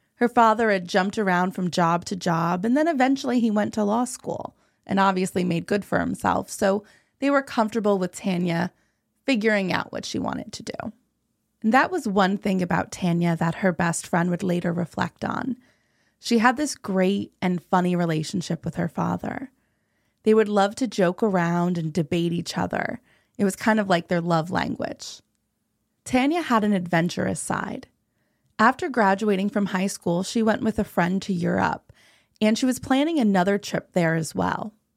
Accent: New Jersey, United States; I'm from New Jersey. I'm not from Washington.

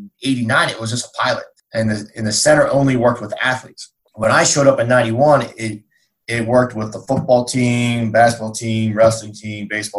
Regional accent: Western Maryland, United States; we grew up in Western Maryland

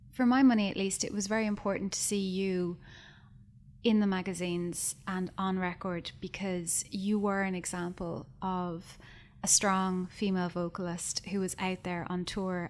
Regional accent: Skibbereen, Munster, Ireland; When I was growing up in Skibbereen

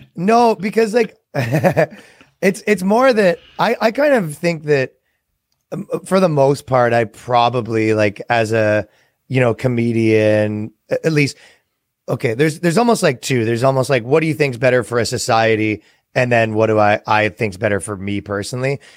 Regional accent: Canada; now in United States; I come from Canada

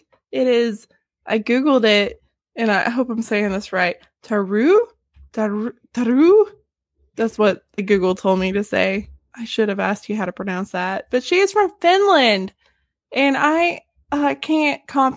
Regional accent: the South, United States; accent: southern

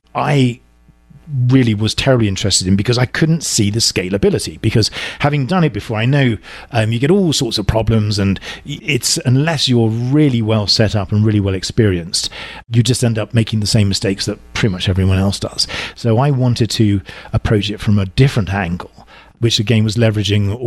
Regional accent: England, United Kingdom; accent: deep southern; moved away as an adult; now in Southern California, United States; I'm originally from England, as you can tell from my sort of deep southern accent. I moved over here almost 8 years ago, and I landed in Southern California

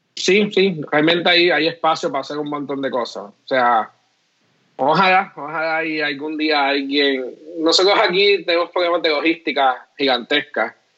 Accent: Puerto Rico; nosotros somos puertorriqueños

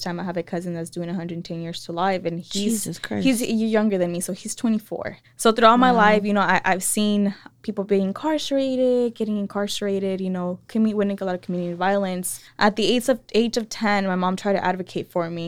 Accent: Salinas, California, United States; also born or lived in San Luis Río Colorado, Mexico; raised in East Salinas by a single mother

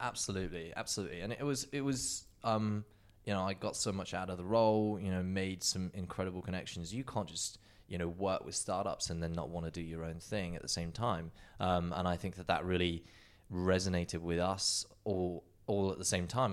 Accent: England, United Kingdom; moved away as an adult; growing up in the UK, you know, Justin and I being identical twins

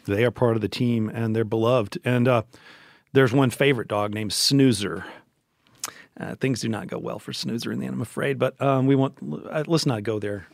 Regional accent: Memphis, Tennessee, United States; Memphis, which is where I grew up, born and raised in Memphis

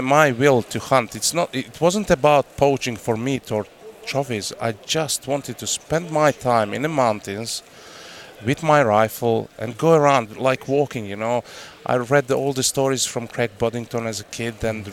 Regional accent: Croatia; English is a second language; moved away; I grew up in hunting family. You know, I'm fourth generation of hunters in my family, and uh, I grew up in Croatia.

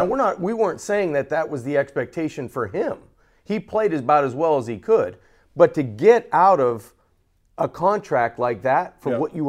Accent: Jupiter, Florida, United States; I'm from Jupiter. The Dolphins are my favorite team, but $9 million?

